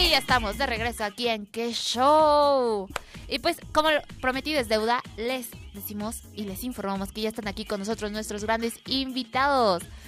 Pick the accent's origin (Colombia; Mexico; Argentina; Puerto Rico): Mexico; como buenos mexicanos que somos